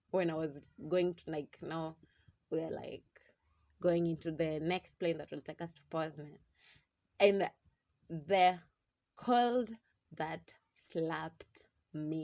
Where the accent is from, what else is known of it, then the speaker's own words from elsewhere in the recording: Mombasa, Mombasa County, Kenya; also born or lived in Kisumu; now in Nairobi, Kenya; I'm originally from Mombasa